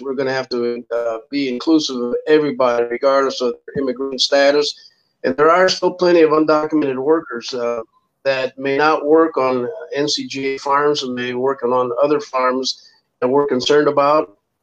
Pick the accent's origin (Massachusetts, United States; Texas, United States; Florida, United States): Texas, United States; South; moved away; I was raised, uh, I'm originally from South Texas. We started migrating in the 50s to the north